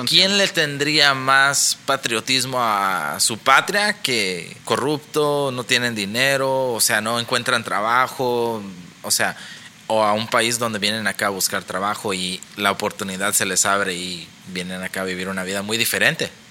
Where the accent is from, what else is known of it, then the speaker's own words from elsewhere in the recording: Mexico; now in United States; yo me siento orgulloso de ser mexicano